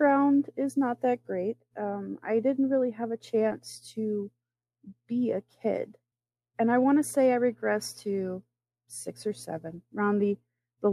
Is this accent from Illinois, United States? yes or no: no; Florida, United States; now in Michigan, United States; I am from Florida. I now live in Michigan